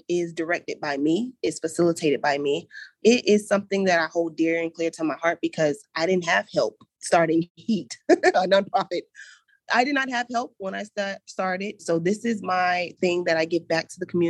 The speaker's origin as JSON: {"language": "English", "town": "Gainesville", "region": "Florida", "country": "United States", "moved": "as an adult", "lives_now": "Jacksonville, United States", "said": "I come from that east side part of Gainesville"}